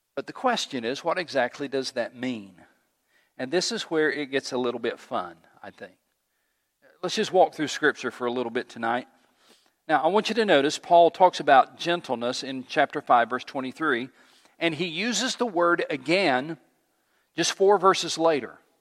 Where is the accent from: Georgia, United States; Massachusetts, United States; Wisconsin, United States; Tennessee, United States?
Tennessee, United States; East; I grew up in East Tennessee